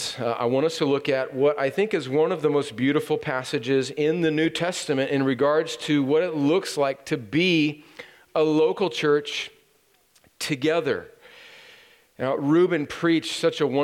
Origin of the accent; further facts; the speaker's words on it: California, United States; moved away; I and my family are going to my home country of California for Thanksgiving